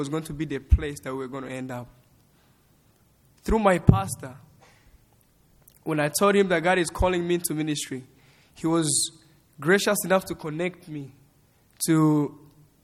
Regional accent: Rwanda; moved away as an adult; now in Lubbock, United States; my parents are from Congo, but I grew up in Rwanda, and I was born in Rwanda

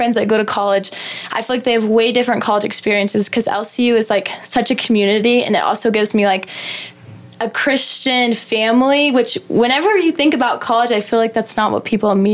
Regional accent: Wichita Falls, Texas, United States; I grew up in Wichita Falls, and I graduated from Holiday

